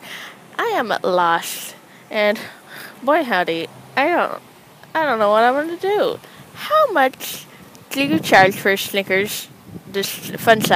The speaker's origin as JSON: {"language": "English", "town": "San Jose", "region": "California", "country": "United States", "tie": "born or raised there", "also_born_or_lived": "Los Angeles, California", "moved": "yes", "lives_now": "New York, United States", "said": "I grew up in San Jose, California"}